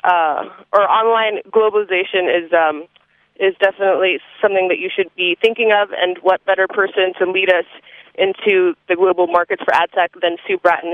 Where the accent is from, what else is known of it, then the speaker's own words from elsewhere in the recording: Manila, Metro Manila, Philippines; moved away; also born or lived in Spain / Australia; I was born in the Philippines, in Manila.